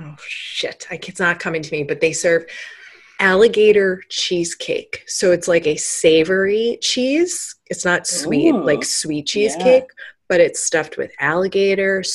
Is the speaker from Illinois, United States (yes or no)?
yes; Chicago, Illinois, United States; I'm from Chicago.